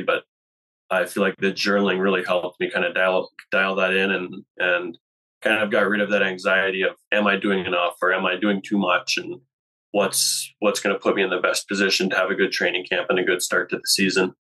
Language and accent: English; North Pole, Alaska, United States; moved away as an adult; now in Boise, United States; I'm from Alaska. I spent uh, most of my time there up until three years ago